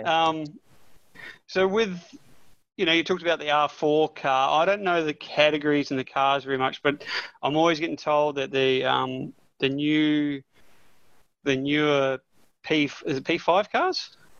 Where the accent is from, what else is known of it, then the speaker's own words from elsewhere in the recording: New Zealand; I'm a Kiwi